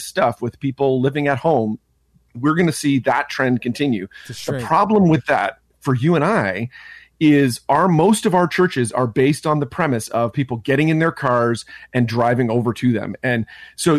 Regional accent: Ontario, Canada; born or raised there

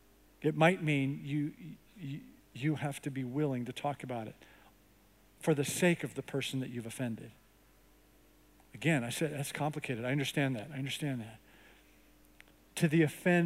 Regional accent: Canada; now in United States; I grew up in Canada

